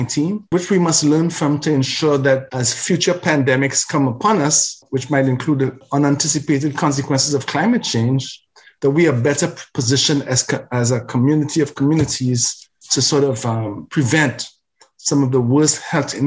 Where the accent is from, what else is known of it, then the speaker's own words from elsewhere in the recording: Trinidad & Tobago; now in Canada; My Black identity is grounded in Africa, in Africa's river valley civilizations, the Nile especially, and is matured and nurtured by the culture of Trinidad and Tobago